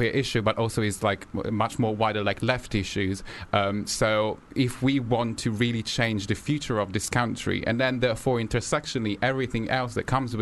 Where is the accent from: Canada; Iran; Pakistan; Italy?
Italy; now in London, United Kingdom; I'm originally from Italy